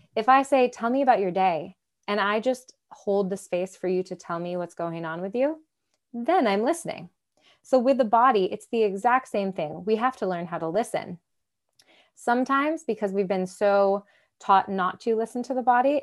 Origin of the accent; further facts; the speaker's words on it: Michigan, United States; now in Nashville, United States; I grew up in Michigan, so, uh, uh, uh, freshwater beach on Lake Michigan